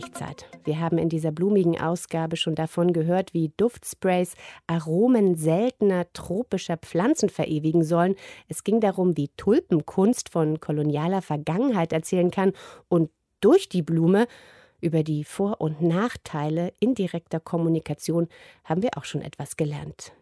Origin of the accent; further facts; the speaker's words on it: East Germany, Germany; als Ostdeutsche